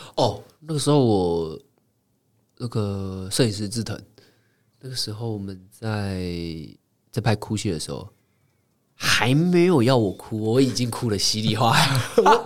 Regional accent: Taiwan; 小时候在， 在乡下长大

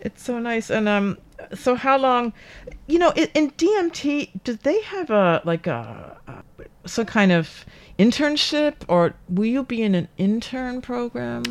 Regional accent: United States; now in Taiwan; I'm from the United States

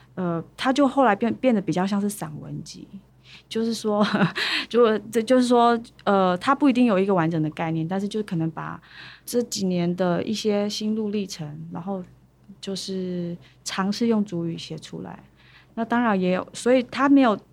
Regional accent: Chunri, Pingtung County, Taiwan; 来自屏东县春日乡

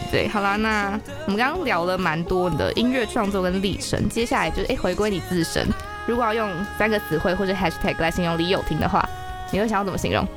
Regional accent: Taipei, Taiwan; 我是台北人，但我阿妈会讲台语，哦。可是我不会

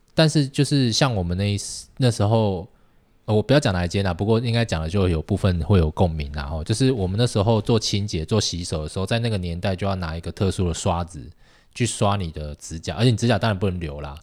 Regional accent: Tainan, Taiwan; moved away; 我是台南人

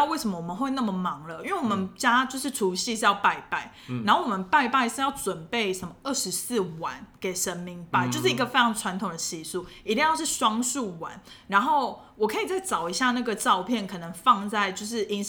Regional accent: southern Taiwan, Taiwan; 我南部人就是这样子，非常讨厌。

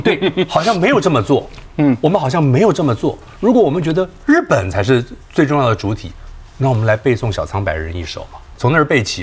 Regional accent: Taiwan; 我们在作为一个台湾人，在台湾生活

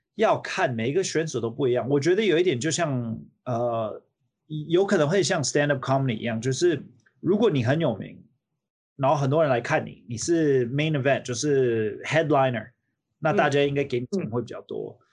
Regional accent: United States; also born or lived in Taiwan; 我小时候是在美国长大的

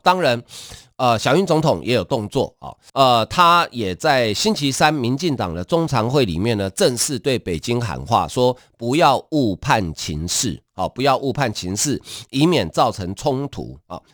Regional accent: Taiwan; 我们台湾人大概，呃，家里能住六十平以上的大概不多啊

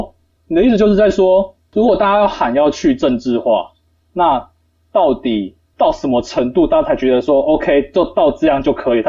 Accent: Tainan, Taiwan; 我如果不要把它叫台南，我把它叫什么？鱼塭吧。为什么？我家附近就一堆鱼塭哦，我还不叫它鱼塭之乡。

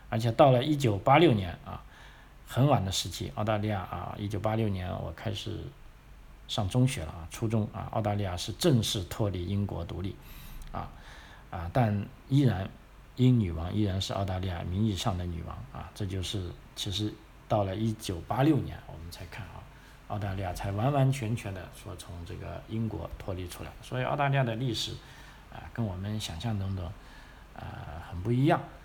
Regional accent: China; now in Australia; 我们中国人

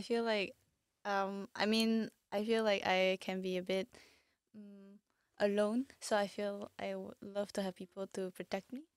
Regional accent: Malaysia; I'm from Malaysia

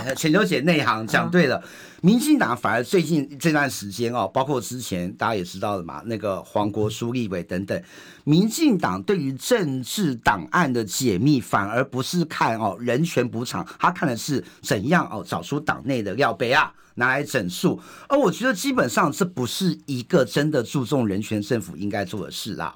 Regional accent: Indonesia; now in Taiwan; 我妈印尼，我们印尼出生的这些新住民呢

